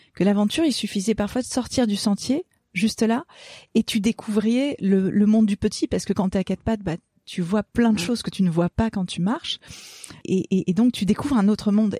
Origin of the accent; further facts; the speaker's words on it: Gorges du Verdon, Provence-Alpes-Côte d'Azur, France; ce qui a vraiment façonné mon enfance, c'est que je suis née dans les gorges du Verdon